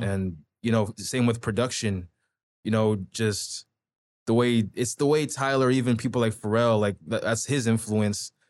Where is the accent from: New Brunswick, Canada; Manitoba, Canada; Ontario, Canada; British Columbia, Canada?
Ontario, Canada; Toronto; also born or lived in Pickering, Ontario / Durham Region; now in Ajax, Canada; when I was in Scarborough, I was, like, what, like, Midland and Finch, so damn near on the Markham ends